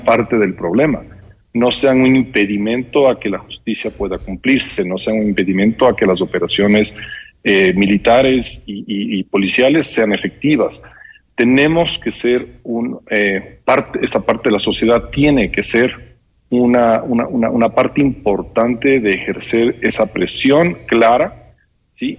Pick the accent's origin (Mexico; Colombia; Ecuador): Ecuador; todos nosotros como ecuatorianos